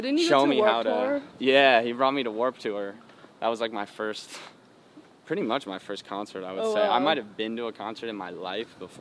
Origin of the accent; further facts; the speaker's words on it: Chicago, Illinois, United States; I'm from Illinois, like, we're from both from, like, similar areas in parts of Chicago